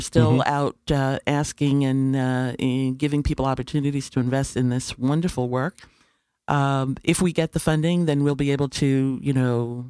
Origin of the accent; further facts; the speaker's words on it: Panama; born there; I was not born in the United States.